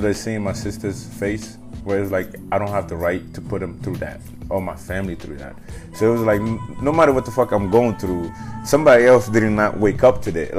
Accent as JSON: {"language": "English", "region": "New York", "country": "United States", "tie": "born or raised there", "said": "So growing up in New York, I grew up with this family"}